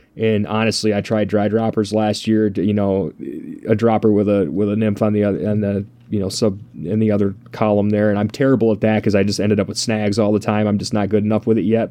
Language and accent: English; Michigan, United States; growing up in Michigan